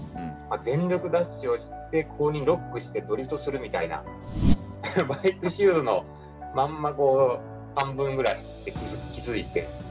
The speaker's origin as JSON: {"language": "Japanese", "town": "Tahara", "region": "Aichi", "country": "Japan", "tie": "born or raised there", "said": "僕の地元の愛知県の田原市"}